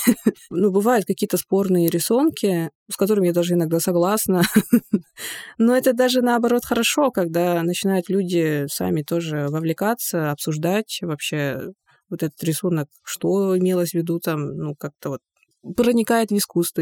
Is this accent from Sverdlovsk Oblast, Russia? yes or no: no; Yakutia, Sakha Republic, Russia; Russian is a second language; у себя на родине